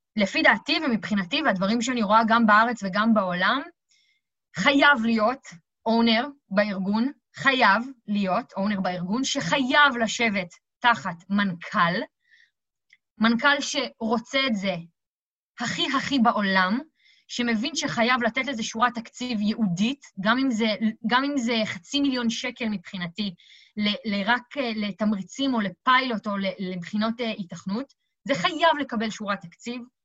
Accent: Israel; אנחנו מאוד טובים בזה כישראלים

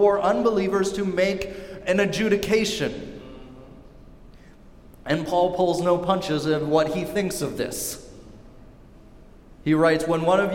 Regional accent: Seattle, Washington, United States; also born or lived in Pullman, Washington; Church that I grew up at down in Seattle

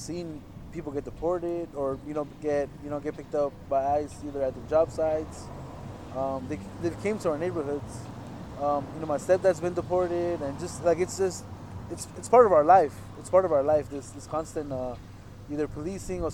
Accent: Los Angeles, California, United States; moved away as an adult; now in Santa Cruz, United States; I was born and raised in the San Fernando Valley, so it's a little bit north of LA, south of Santa Barbara. I grew up in a city called Pacoima and a city called Van Nuys

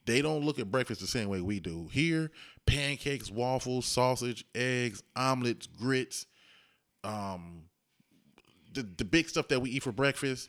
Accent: Dayton, Ohio, United States; I'm from Ohio, Dayton, Ohio.

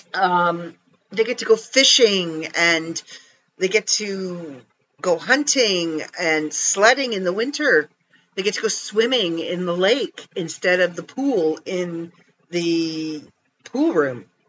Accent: Canada; I'm Canadian

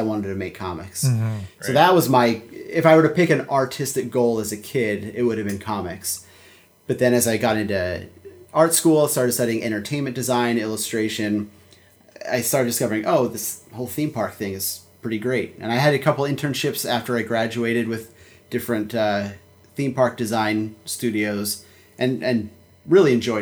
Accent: Philadelphia, Pennsylvania, United States; I grew up in Philadelphia

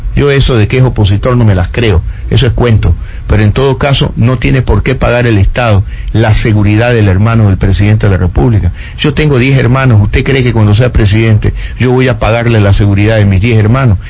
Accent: Ecuador

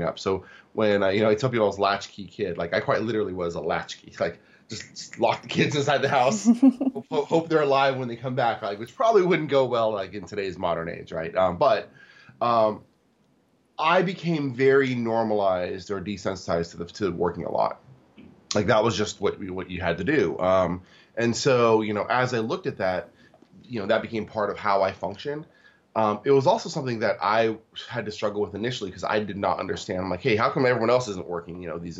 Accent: Tacoma, Washington, United States; also born or lived in Seoul, South Korea; So I was born in Seoul, South Korea, but I grew up in Tacoma, Washington.

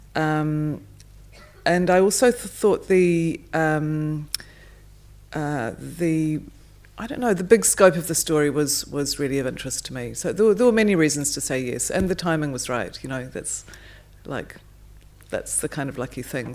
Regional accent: New Zealand; I'm a New Zealander and grew up in the shadow of the Ed Hillary, um, story and family

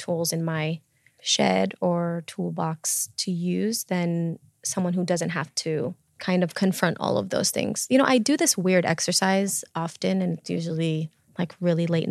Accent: Chicago, Illinois, United States; I'm from Chicago

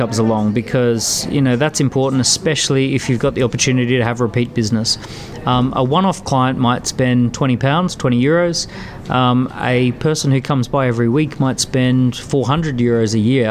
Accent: Australia; moved away as an adult; now in London, United Kingdom; I grew up in Australia but have spent the last 12 years in London.

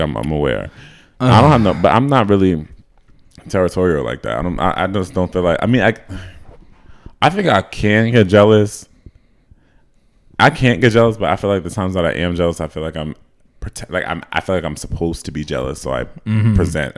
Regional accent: United States; I was from America

